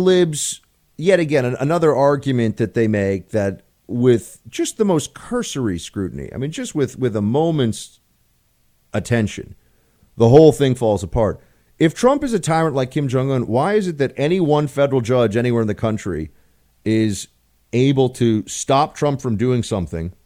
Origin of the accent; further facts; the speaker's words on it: New York City, New York, United States; moved away as an adult; now in Washington, D.C., United States; I grew up in Manhattan.